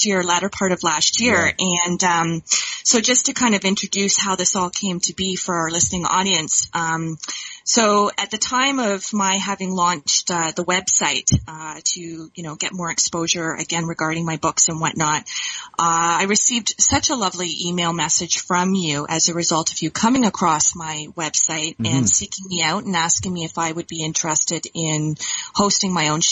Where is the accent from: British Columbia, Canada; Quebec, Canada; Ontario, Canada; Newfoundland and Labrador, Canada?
Ontario, Canada; Dundas; I hail from Dundas, Ontario, Canada